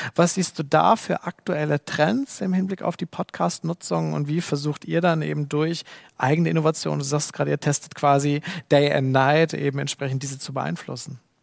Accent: Germany; bei uns in Deutschland

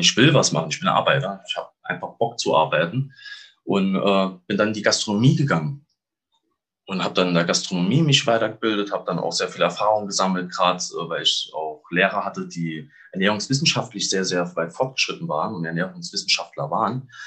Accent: Saarland, Germany; moved away; Ich komme aus dem schönen Saarland.

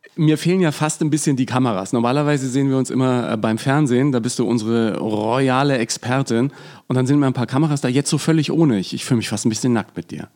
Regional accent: Franconia, Bavaria, Germany; für mich als Franke

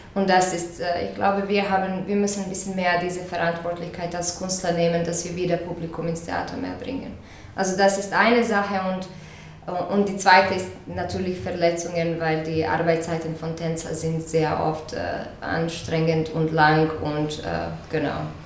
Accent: Croatia; moved away; also born or lived in Zagreb; ich komme aus Kroatien

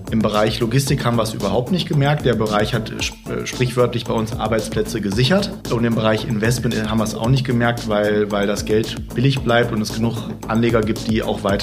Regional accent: North Rhine-Westphalia, Germany; Und ich dann sage, ja, ich komme aus dem Ruhrgebiet, dann kommen oft die mitleidsvollen Blicke.

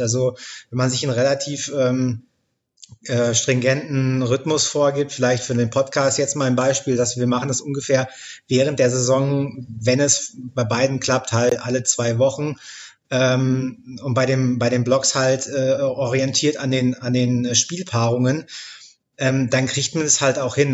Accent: near Dortmund, North Rhine-Westphalia, Germany; meinen Heimatverein, über Borussia Dortmund tatsächlich in der Bundesliga. Da ähm, bin ich in der Nähe aufgewachsen

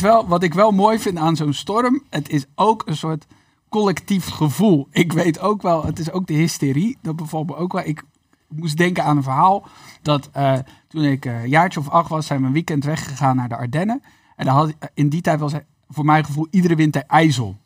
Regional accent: Netherlands; als Nederlanders

